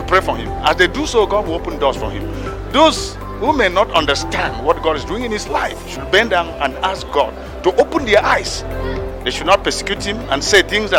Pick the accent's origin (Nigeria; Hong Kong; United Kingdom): Nigeria; I came in from Nigeria